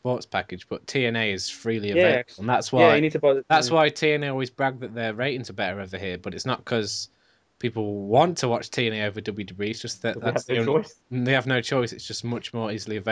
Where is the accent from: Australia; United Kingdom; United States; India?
United Kingdom; as British people